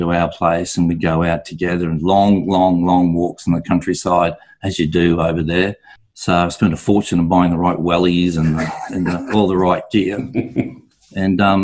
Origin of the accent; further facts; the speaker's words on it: Brisbane, Queensland, Australia; also born or lived in London, United Kingdom / Noosa, Australia; I'm from Brisbane originally, did my apprenticeship here in Brisbane